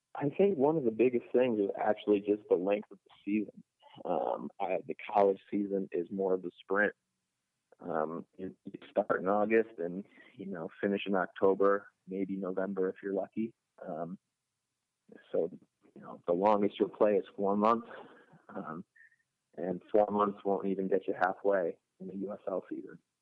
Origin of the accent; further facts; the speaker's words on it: Rochester, New York, United States; moved away as an adult; now in Pittsburgh, United States; I'm from Rochester, New York